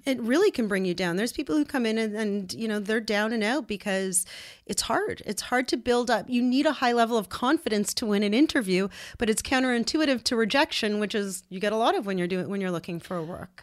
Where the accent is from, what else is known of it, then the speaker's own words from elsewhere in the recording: Ottawa, Ontario, Canada; we're born and raised in Ottawa.